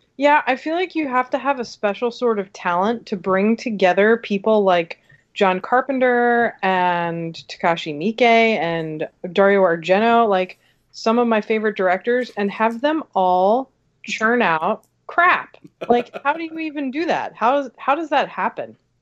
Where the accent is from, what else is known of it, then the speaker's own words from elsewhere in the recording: New Jersey, United States; I grew up in New Jersey at a time when there were not a lot of other women going to shows.